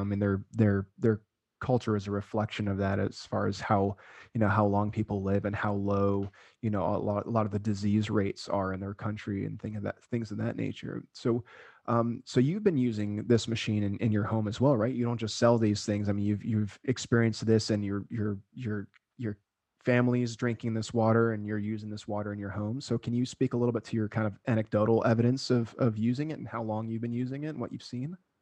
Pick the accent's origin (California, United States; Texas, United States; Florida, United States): Florida, United States; South; moved away; also born or lived in Okinawa, Japan / Hawaii; I grew up in South Florida